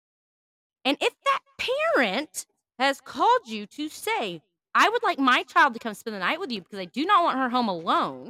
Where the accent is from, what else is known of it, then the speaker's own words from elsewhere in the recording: Louisiana, United States; In Louisiana, when I grew up in Louisiana, they used to have babysitter's class